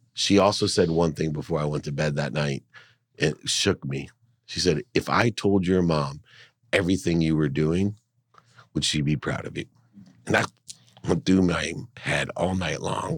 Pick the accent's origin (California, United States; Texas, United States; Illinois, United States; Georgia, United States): California, United States; San Diego; also born or lived in Akron, Ohio; I moved from Akron to San Diego